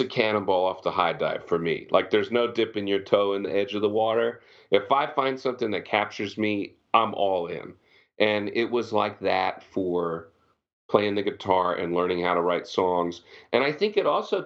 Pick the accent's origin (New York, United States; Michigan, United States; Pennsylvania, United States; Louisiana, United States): Pennsylvania, United States; moved away as an adult; also born or lived in Virginia / Texas; I grew up in Pennsylvania